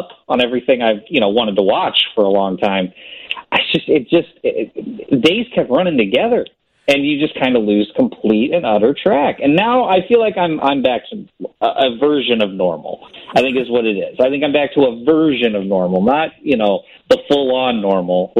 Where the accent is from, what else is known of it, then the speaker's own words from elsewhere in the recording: Illinois, United States; I grew up in Middle America and Illinois